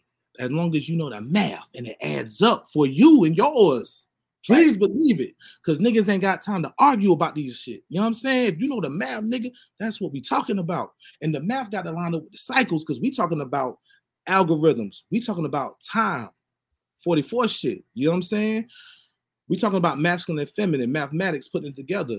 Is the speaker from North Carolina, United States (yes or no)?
yes; Wilmington, North Carolina, United States; accent: Geechee; I'm from Wilmington